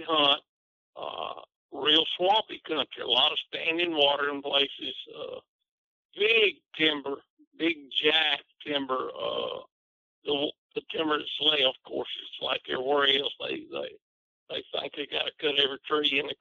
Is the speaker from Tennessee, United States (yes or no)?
yes; Tennessee, United States; moved away as an adult; also born or lived in Lebanon, Tennessee; now in Bearden, United States; I'm from Reedstock, Tennessee. Now I live in southern Arkansas, a little bitty town called Bearden